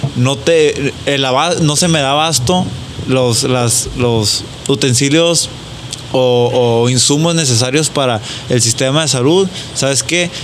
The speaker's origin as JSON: {"language": "Spanish", "country": "Mexico", "said": "nosotros como mexicanos o como latinos"}